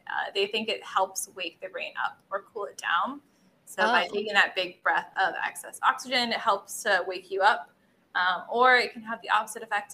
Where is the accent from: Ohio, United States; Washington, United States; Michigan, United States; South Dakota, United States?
Michigan, United States; growing up in Michigan